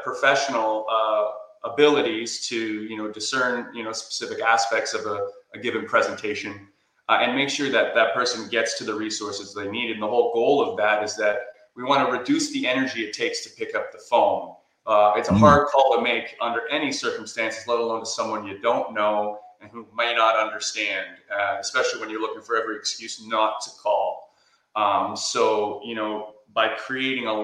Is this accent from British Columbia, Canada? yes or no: no; Whitby, Ontario, Canada; I did my clinical residency at Ontario Shores in my hometown of Whitby, Ontario